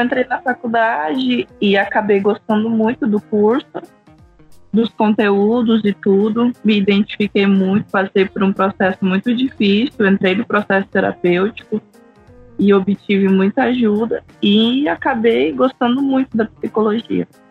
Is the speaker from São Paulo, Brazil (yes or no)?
no; Rondônia, Brazil; moved away; Não sou do Acre, sou de Rondônia